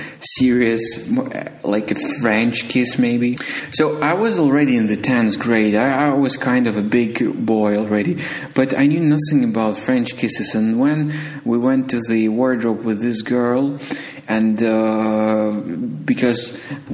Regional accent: Ukraine; I was born in Ukraine

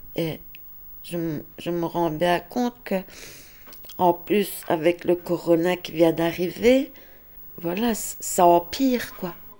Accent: Liège, Wallonia, Belgium; now in Ardennes, Belgium; je suis liégeoise, je suis expatriée ici dans les Ardennes.

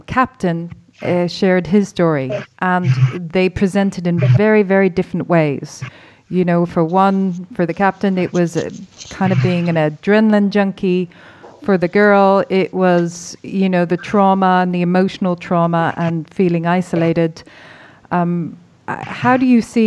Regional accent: Ireland

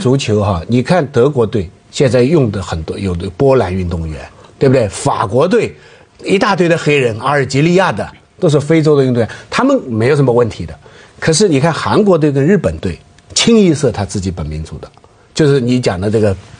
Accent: China; 我们中国人的感觉就是他是个华人

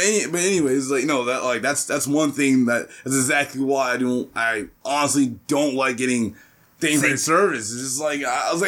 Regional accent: North Carolina, United States; I'm from North Carolina

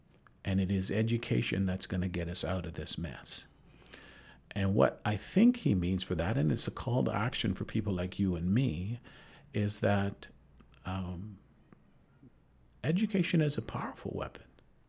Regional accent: Vancouver, British Columbia, Canada; You know, I dealt with, in growing up in Vancouver, a fair bit of racism.

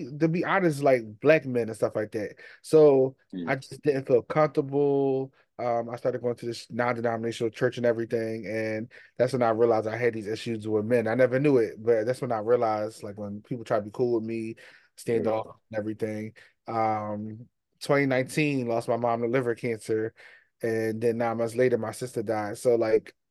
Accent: Philadelphia, Pennsylvania, United States; I'm from Philly.

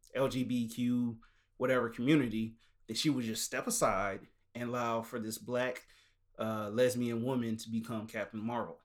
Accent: the South, United States; we from the South

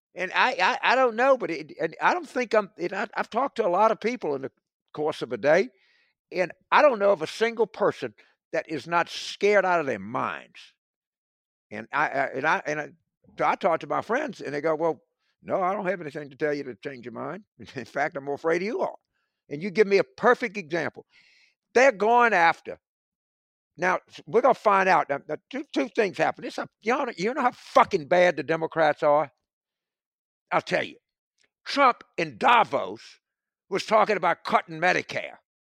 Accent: South Louisiana, United States; I grew up in South Louisiana.

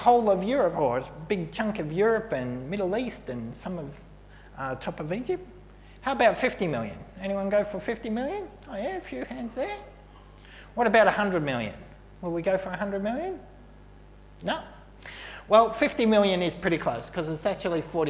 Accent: Melbourne, Victoria, Australia; moved away; also born or lived in Brooklyn Park; in Melbourne, as a 16-year-old, I did a social work placement as my work experience for school

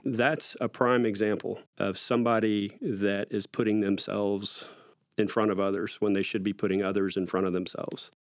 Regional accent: Austin, Texas, United States; I was born and raised in North Austin

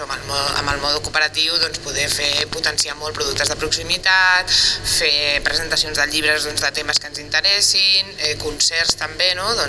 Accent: Vilanova, Catalonia, Spain; com que sóc de Vilanova i eh, fa anys doncs, que he anat al festiu

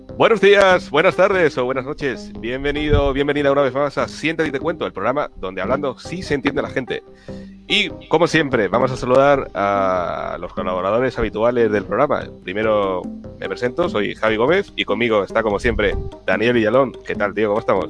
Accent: France; soy francés

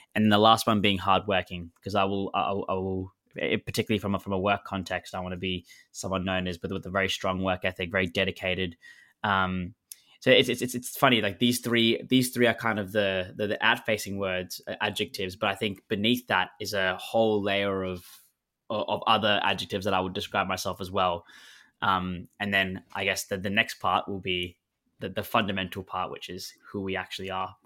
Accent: Melbourne, Victoria, Australia; moved away as an adult; now in London, United Kingdom; I was born and raised in Melbourne

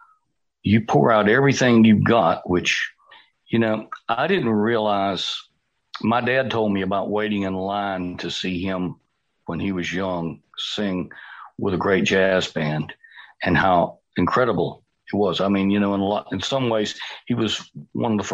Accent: United States; I'm the only American on this show

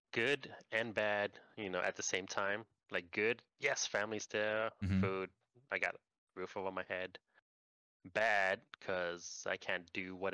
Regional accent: Puerto Rico; moved away as an adult; also born or lived in New Jersey, United States / Orlando, Florida, United States / Washington, United States / California, United States; So I was born in New Jersey, raised in Puerto Rico. By yeah, until graduate high school

